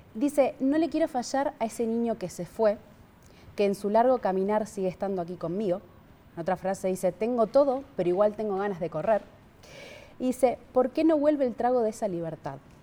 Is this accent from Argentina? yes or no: yes; Argentina; Como argentina